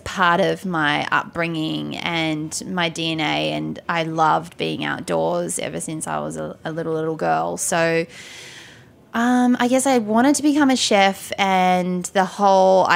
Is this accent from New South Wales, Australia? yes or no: no; Tasmania, Australia; moved away as an adult; also born or lived in Sydney, Australia / New York, United States; I grew up in Tasmania